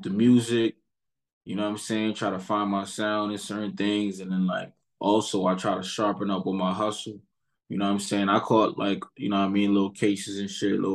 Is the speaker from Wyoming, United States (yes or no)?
no; New York City, New York, United States; I'm from East Flatbush, Brooklyn